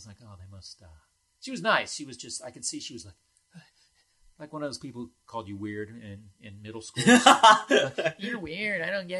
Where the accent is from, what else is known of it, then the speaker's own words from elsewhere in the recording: New York City, New York, United States; because I'm from New York